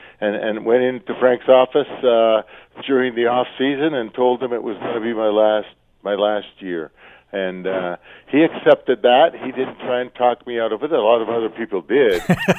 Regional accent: Canada; being a Canadian, especially back in those days, a Canadian football player

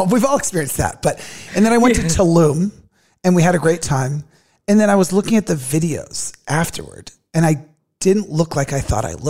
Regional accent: California, United States; moved away; But yeah, so youngest of three, and I'm from California, but I've been here for so long, it feels like I don't even remember that anymore.

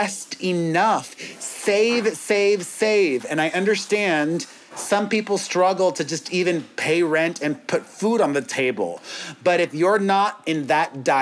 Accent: Miami, Florida, United States; now in Los Angeles, United States; We're from Miami originally

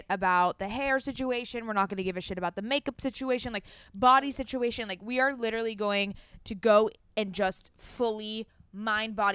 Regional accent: California, United States; Yes, we are from Southern California, but like Pacific Ocean is fucking freezing.

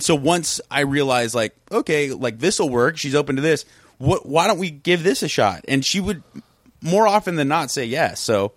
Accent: South Pasadena, California, United States; also born or lived in Venice, Los Angeles; I grew up in that neighborhood. That's, that's kinda like my hometown.

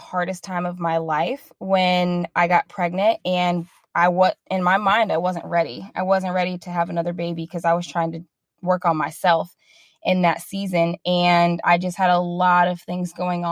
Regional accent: Midwest, United States; now in Dallas, United States; We live in Dallas, Texas. We're originally from the Midwest.

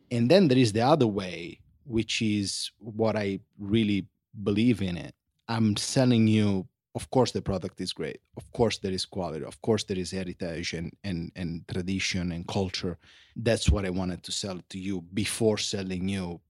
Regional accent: Sicily, Italy; born or raised there; English is a second language; now in Los Angeles, United States

